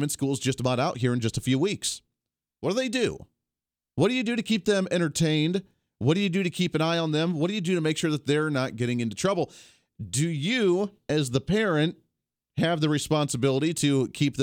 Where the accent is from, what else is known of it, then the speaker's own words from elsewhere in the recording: Colorado, United States; moved away as an adult; now in Kansas, United States; our town that we grew up in Colorado